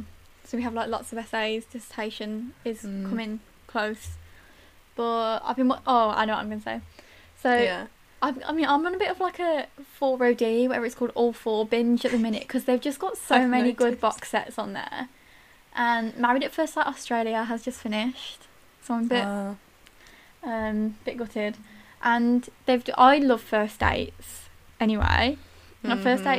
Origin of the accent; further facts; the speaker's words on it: Tamworth, West Midlands, United Kingdom; Oh, that's nice. I'm from Tamworth.